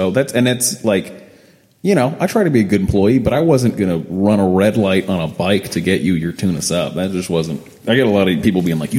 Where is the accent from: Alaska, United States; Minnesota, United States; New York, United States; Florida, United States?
Florida, United States; Sarasota; I was in downtown Sarasota. So I grew up in Sarasota, Florida.